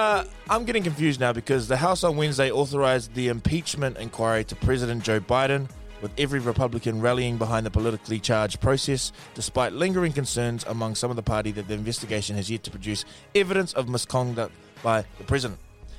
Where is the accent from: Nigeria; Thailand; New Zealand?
New Zealand; I'm not a migrant. I'm a Kiwi.